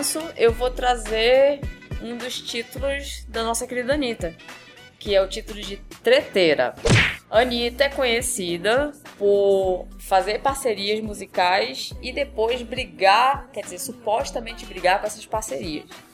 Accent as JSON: {"language": "Portuguese", "region": "Rio de Janeiro", "country": "Brazil", "said": "sou de Honório Gurgel, meu, meu filho. Sou de Honório Gurgel real."}